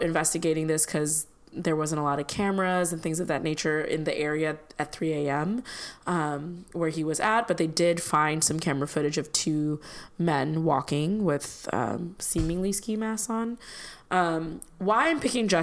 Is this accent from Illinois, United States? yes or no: yes; Chicago, Illinois, United States; as a kid growing up in Chicago